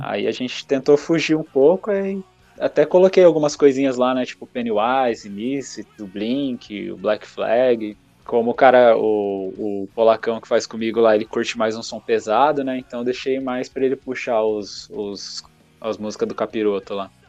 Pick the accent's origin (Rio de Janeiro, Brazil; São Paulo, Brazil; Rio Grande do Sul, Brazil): São Paulo, Brazil; Biritiba Mirim; Eu sou de Biritiba Mirim